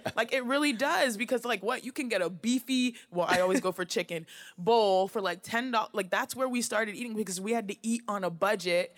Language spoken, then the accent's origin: English; Houston, Texas, United States; moved away; with four girls in the house in Houston, Texas